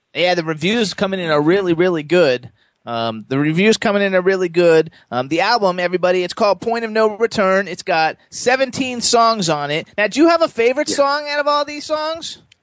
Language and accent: English; Florida, United States; I'm from Florida